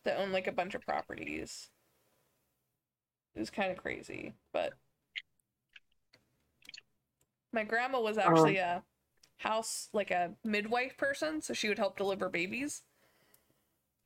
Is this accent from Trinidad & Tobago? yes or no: no; Youngstown, Ohio, United States; I'm from Youngstown. We're right in the middle of the steel belt